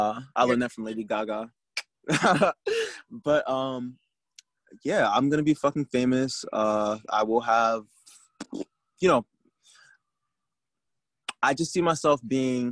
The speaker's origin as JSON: {"language": "English", "region": "New Jersey", "country": "United States", "said": "I am from Jersey"}